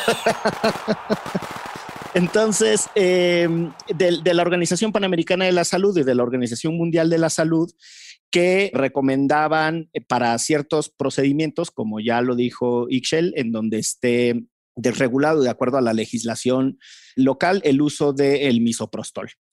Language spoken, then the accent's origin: Spanish; Orizaba, Veracruz, Mexico; en Orizaba, que era donde yo vivía